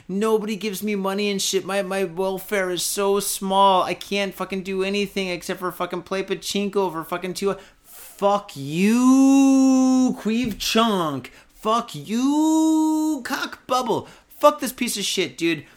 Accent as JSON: {"language": "English", "town": "Detroit", "region": "Michigan", "country": "United States", "tie": "born or raised there", "moved": "yes", "lives_now": "Japan", "said": "my hometown is a piece of shit"}